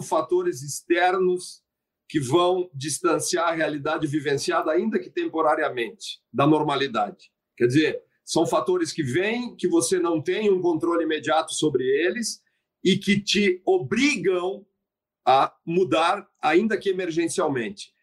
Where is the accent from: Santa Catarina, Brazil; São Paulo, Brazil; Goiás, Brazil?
Santa Catarina, Brazil; minha terra natal, minha do ministro Alexandre Ramos, Santa Catarina